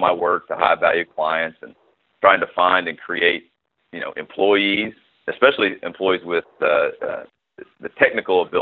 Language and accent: English; Knoxville, Tennessee, United States; my hometown of Knoxville